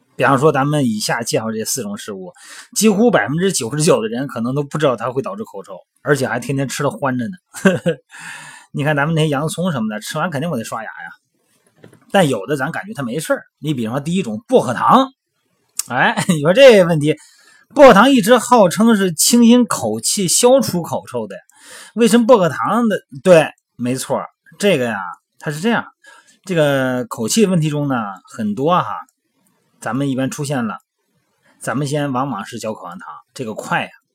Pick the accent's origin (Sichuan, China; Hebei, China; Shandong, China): Shandong, China; moved away; 像我老家山东的啊